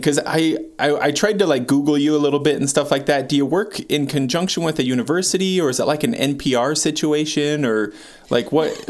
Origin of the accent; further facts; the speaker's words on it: United States; as an American